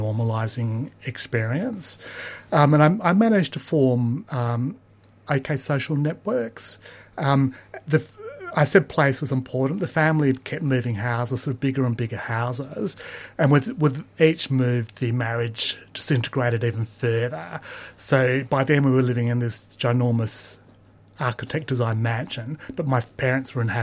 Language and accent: English; Perth, Western Australia, Australia; Perth was really like a big country town when I grew up